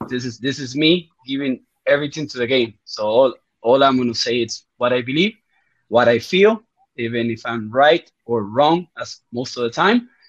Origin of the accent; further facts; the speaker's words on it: Uruguay; first language Spanish; English is a second language; I'm also from Uruguay